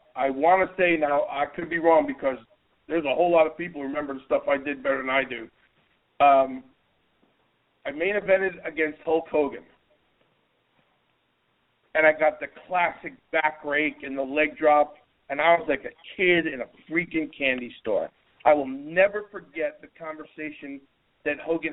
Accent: New Jersey, United States; I'm a kid from New Jersey

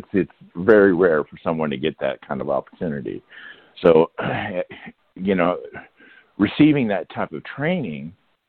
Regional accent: Leavenworth, Kansas, United States; So I leaned on my hometown, which is Leavenworth, Kansas. Fort Leavenworth is, you know, I was a military brat.

